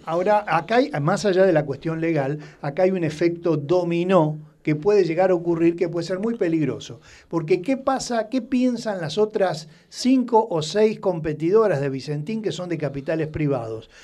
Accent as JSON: {"language": "Spanish", "country": "Argentina"}